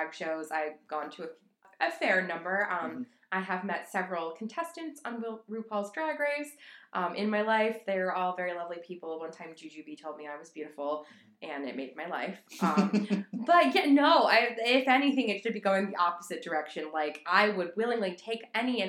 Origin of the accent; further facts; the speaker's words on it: Midwest, United States; I'm from the Midwest